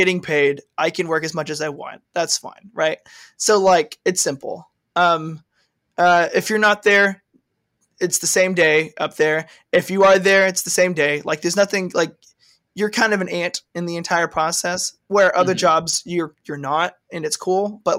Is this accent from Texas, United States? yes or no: yes; Texas, United States; accent: Southern; I appreciate it. I'm from Texas. I grew up on a farm.